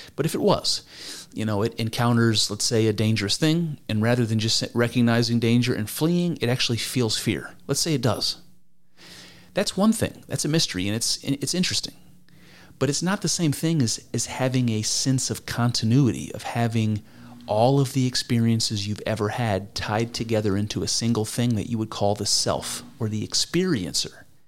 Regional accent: United States; I'm, I'm American

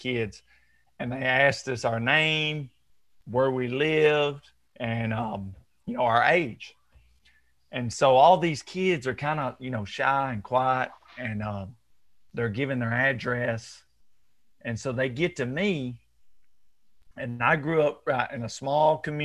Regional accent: rural Alabama, United States; I grew up in Alabama, rural Alabama, played outside all the time

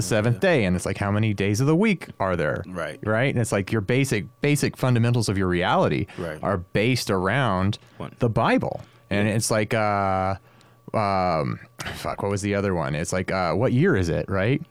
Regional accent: Stockton, California, United States; growing up in Stockton, I mean, as a as a teenager

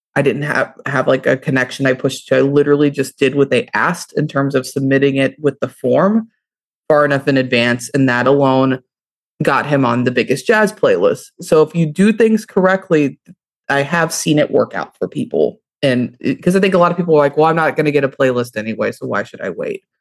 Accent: Louisville, Kentucky, United States; I'm from Louisville, Kentucky

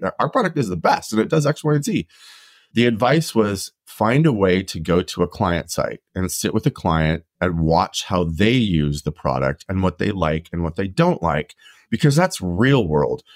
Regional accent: Idaho, United States; I grew up in Idaho

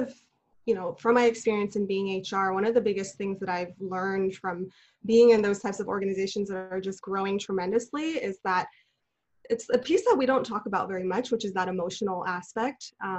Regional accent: Los Angeles, California, United States; I'm originally from Los Angeles. I'm a second generation Chinese American.

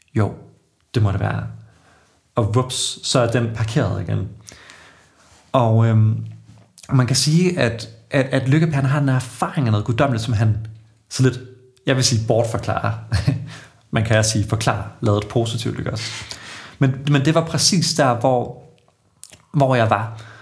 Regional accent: Odense, Southern Denmark, Denmark; moved away as an adult; now in Aarhus, Denmark; Jeg er Fynbo, født og opvokset i, i Odense

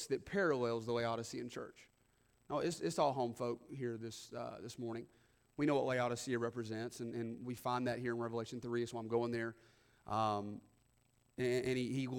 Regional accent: the South, United States; we have this thing in the South where people still go to church oftentimes

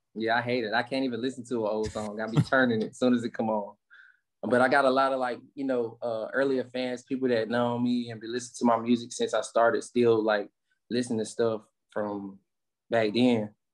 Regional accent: Rocky Mount, North Carolina, United States; growing up in Rocky Mountain, man, you know, it's it's like growing up in, you know, any little, you know, urban area in America

